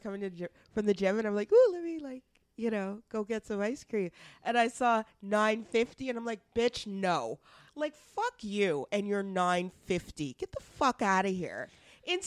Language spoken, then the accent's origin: English; Edmonton, Alberta, Canada; I grew up in Edmonton, not Calgary